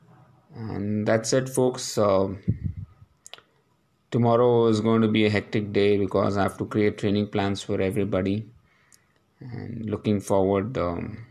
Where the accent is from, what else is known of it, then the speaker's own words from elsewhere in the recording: Palakkad, Kerala, India; it's been a long travel for me from my hometown Palakkad here